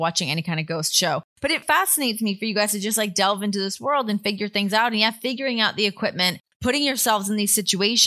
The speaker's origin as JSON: {"language": "English", "country": "Canada", "moved": "yes", "said": "I'm from Canada"}